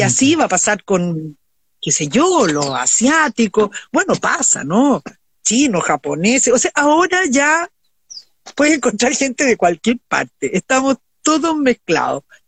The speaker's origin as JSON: {"language": "Spanish", "town": "Viña del Mar", "region": "Valparaíso", "country": "Chile", "tie": "born or raised there", "said": "yo me crié en Viña"}